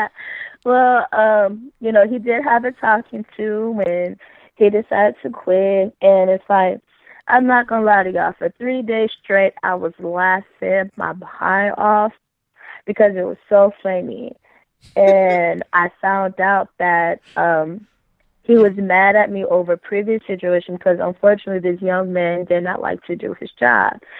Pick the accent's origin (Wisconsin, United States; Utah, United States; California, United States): California, United States; Oakland; also born or lived in Los Angeles, California; now in Arizona, United States; I'm from Oakland in L